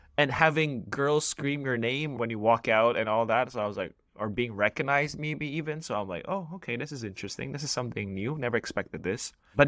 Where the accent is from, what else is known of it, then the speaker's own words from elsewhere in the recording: Philippines; born there; I was born in the Philippines to Filipino parents, who are Chinese-Filipino rather.